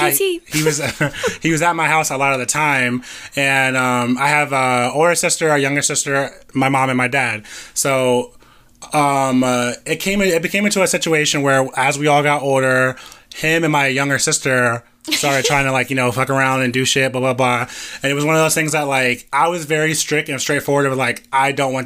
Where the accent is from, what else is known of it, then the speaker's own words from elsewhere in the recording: Orlando, Florida, United States; I grew up in Metro West. I went to Gotha. I went to Olympia.